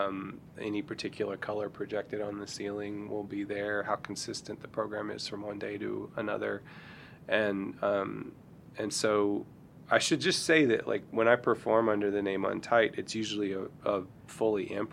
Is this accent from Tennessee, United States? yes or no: no; Fort Smith, Arkansas, United States; I grew up in Arkansas. I grew up in Fort Smith